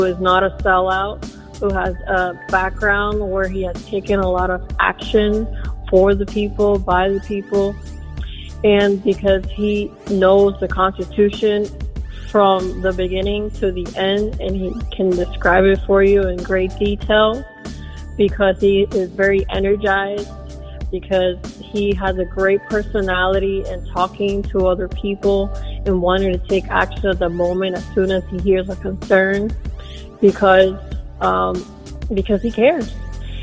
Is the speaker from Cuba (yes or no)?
yes; Cuba; now in United States; being given the opportunity to come to this country in 2002 through the lottery system as a Cuban American